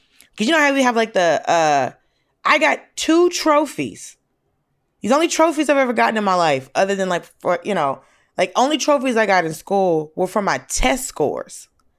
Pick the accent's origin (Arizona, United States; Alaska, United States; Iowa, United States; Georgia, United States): Georgia, United States; Atlanta; also born or lived in Miami / Oklahoma / Colorado; I grew up mostly in Atlanta. We lived in like Miami. I was born there and we lived in Oklahoma and Colorado, but we lived mostly in Atlanta.